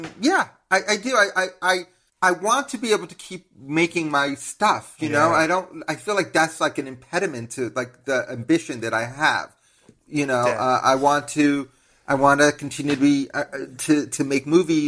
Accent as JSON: {"language": "English", "town": "New York City", "region": "New York", "country": "United States", "tie": "born or raised there", "said": "I grew up in Manhattan, in New York City"}